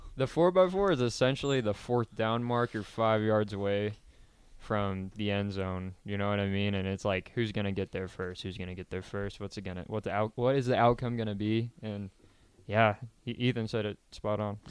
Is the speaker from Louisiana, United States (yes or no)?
no; Kansas, United States; now in Lincoln, United States; I grew up in Kansas on a ranch